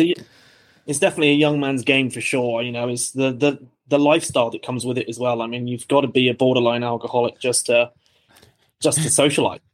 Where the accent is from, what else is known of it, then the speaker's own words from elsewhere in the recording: Bristol, South West England, United Kingdom; moved away as an adult; now in Australia; I'm from England originally, so I'm from the southwest. It's a harbour town called Bristol